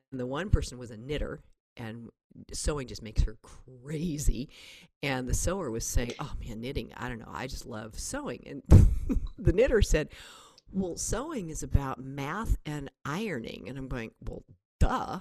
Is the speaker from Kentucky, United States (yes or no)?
no; Berkeley, California, United States; also born or lived in Kensington, California / Oakland, California; I was born in Berkeley, California, and then my family. Um, there were only four of us at the time. We moved up to Kensington, which is up in the Berkeley Hills